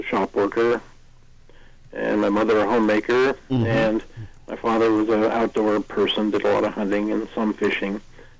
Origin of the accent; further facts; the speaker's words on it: Salem, Ohio, United States; also born or lived in East Palestine, Ohio; I was raised in Salem, Ohio, which is in northeast Ohio.